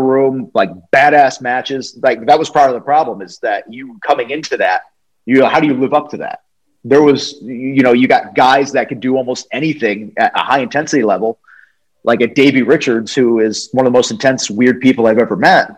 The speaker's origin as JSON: {"language": "English", "region": "New England", "country": "United States", "tie": "born or raised there", "moved": "yes", "lives_now": "Atlanta, United States", "said": "I grew up in New England, which is, um, you know, Connecticut, New York, all that stuff"}